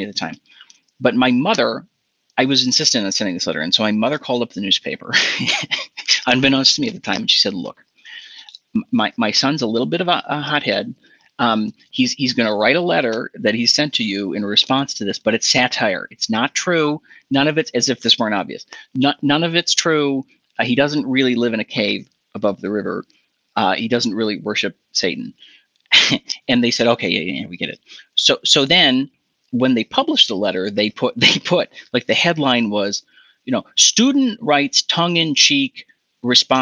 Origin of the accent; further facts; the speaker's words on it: Hudson, Wisconsin, United States; also born or lived in St. Paul, Minnesota / Evanston, Illinois / Chicago, Illinois; we moved to a town called Hudson, Wisconsin